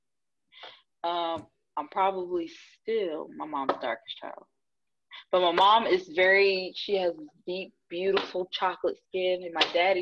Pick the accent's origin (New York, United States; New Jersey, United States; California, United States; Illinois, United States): New Jersey, United States; I'm from New Jersey